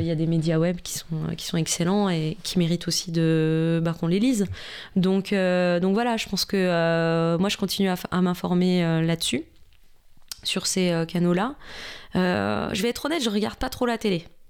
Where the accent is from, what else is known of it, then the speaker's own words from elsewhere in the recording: Besançon, Bourgogne-Franche-Comté, France; moved away as an adult; now in Paris, France; j'ai grandi en Franche-Comté, à Besançon, voilà, vers la Suisse